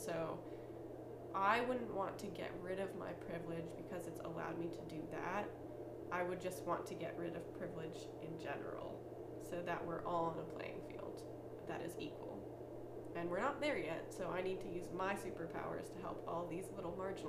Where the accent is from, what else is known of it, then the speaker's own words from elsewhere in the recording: Canada; now in United States; So I am from Canada. My family is Canadian.